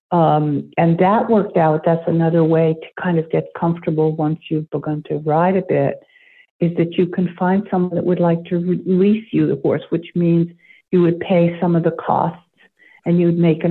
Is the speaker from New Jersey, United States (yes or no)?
yes; New Jersey, United States; now in Maine, United States; I grew up in New Jersey. I live in Maine now.